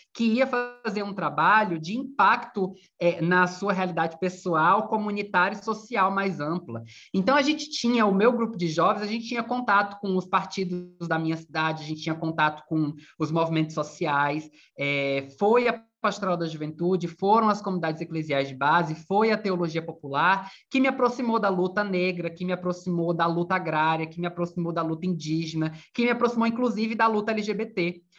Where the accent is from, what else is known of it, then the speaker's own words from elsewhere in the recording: Bahia, Brazil; moved away as an adult; also born or lived in Viçosa, Minas Gerais; now in Rio de Janeiro, Brazil; Eu sou da Bahia, estudei em Minas, depois vim para o Rio